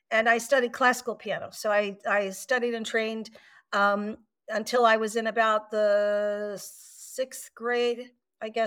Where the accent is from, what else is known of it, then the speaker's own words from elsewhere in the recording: Atlanta, Georgia, United States; born there; also born or lived in New York / Virginia; I was born here in Atlanta, but I spent most of my life up north uh, in New York and Virginia, actually, where I had my early career.